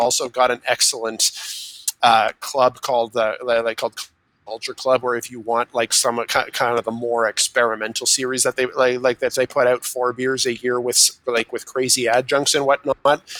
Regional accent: Burlington, Ontario, Canada; now in Ottawa, Canada; from my hometown of Burlington, Ontario.

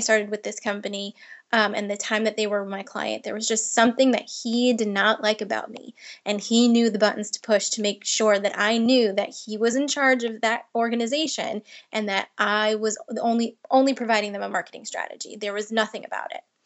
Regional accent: Long Island, New York, United States; I grew up in Long Island, New York

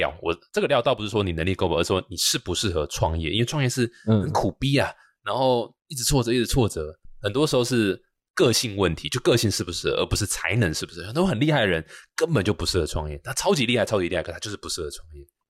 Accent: Taichung, Taiwan; 我也是台中人，对我台中人。

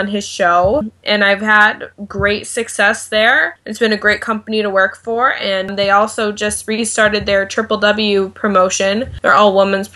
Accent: New England, United States; I was from New England

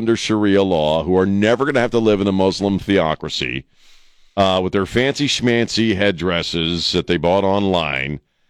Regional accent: United States; I am ashamed as an American.

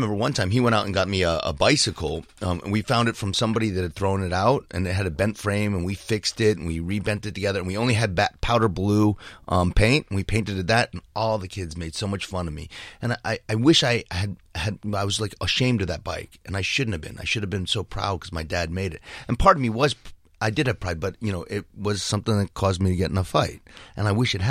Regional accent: Ridgewood, New Jersey, United States; I grew up in Jersey fighting.

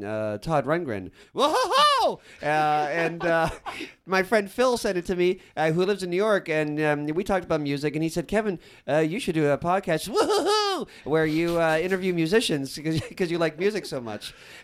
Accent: Canada; We Canadians

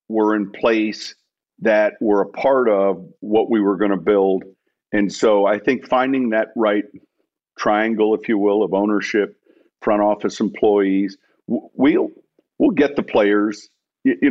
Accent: Chicago, Illinois, United States; moved away; I'm from Chicago

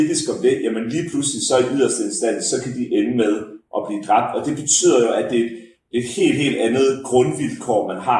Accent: Denmark; som dansker

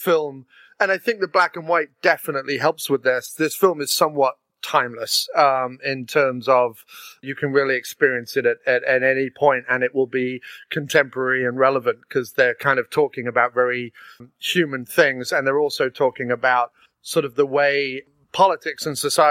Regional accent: England, United Kingdom; Being English

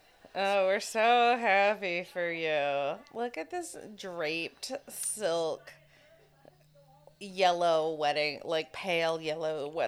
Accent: Florida, United States; I'm from Florida

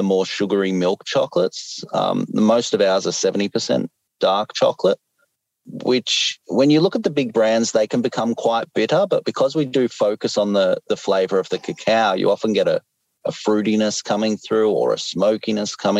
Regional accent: Australia; I'm Australian, so we eat Cadbury

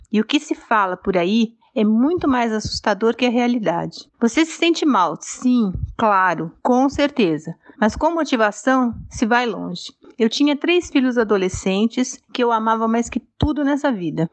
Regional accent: São Paulo, Brazil; sou de São Paulo, aqui da capital

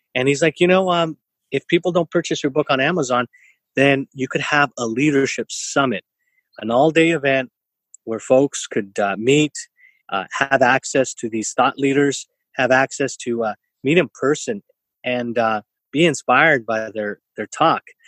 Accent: San Jose, California, United States; now in Santa Clara, United States; I grew up in East San Jose. Today I live in Santa Clara

